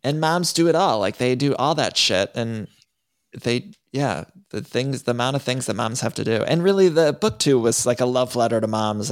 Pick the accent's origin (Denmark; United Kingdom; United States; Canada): United States; Cleveland, Ohio; I grew up in Ohio